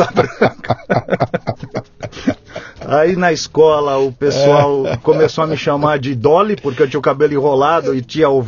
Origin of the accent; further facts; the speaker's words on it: São Paulo, Brazil; born there; nasci em São Paulo, capital, bairro do Itaim Bibi.